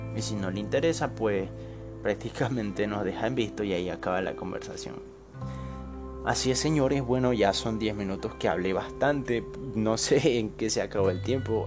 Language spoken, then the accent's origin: Spanish; Bolivia; Yo soy boliviano, tengo 21 años